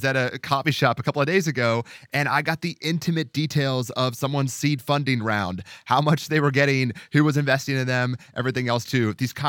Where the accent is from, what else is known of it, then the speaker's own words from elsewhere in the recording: Cincinnati, Ohio, United States; I'm from Cincinnati, Ohio, so I get frustrated when I see the middle of the country treated as an experiment